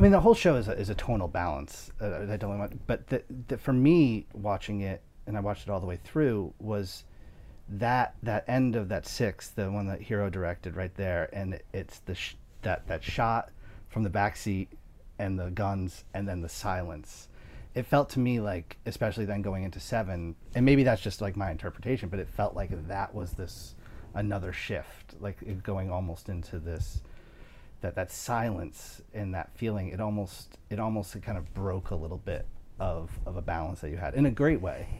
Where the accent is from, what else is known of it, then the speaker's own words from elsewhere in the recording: New York, United States; I'm a New Yorker